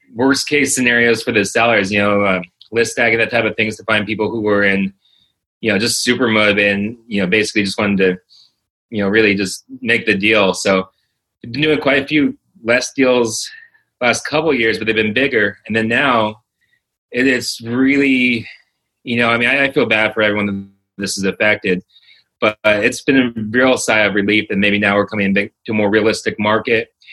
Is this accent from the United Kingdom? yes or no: no; Los Angeles, California, United States; moved away as an adult; also born or lived in Orlando; I was born and raised in Los Angeles, California